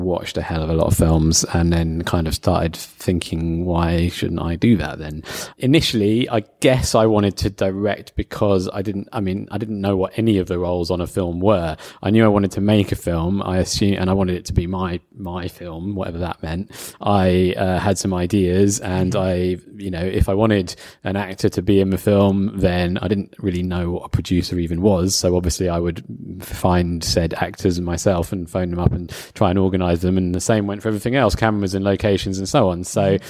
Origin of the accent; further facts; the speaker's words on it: London, United Kingdom; moved away as an adult; also born or lived in Newcastle; I'm from London.